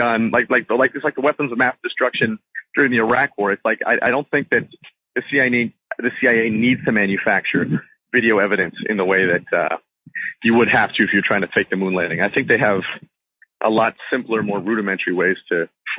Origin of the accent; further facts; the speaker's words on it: Canada; I shouldn't say we because I'm Canadian